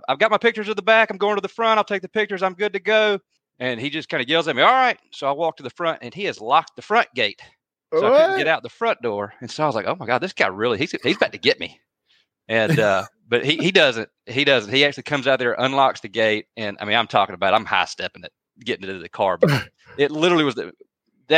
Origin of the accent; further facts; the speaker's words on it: Carrollton, Georgia, United States; I'm from Carrollton. So I wanted to come back home